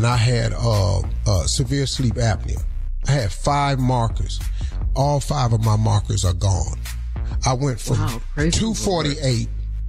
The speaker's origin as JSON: {"language": "English", "town": "Cleveland", "region": "Ohio", "country": "United States", "said": "I'm from Cleveland. I don't give a damn about the Cowboys."}